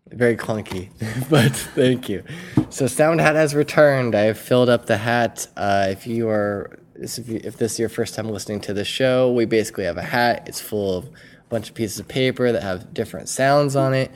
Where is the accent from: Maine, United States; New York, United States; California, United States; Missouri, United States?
California, United States; Southern; I've been born and raised in Southern California